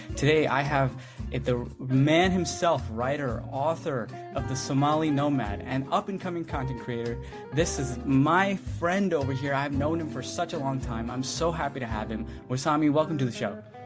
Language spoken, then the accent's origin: English; India; I'm from India